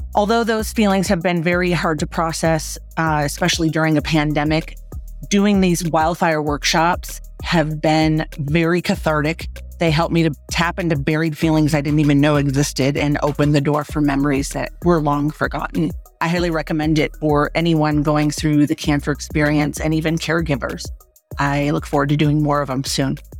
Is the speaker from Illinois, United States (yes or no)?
no; Loveland, Colorado, United States; I'm from Loveland, Colorado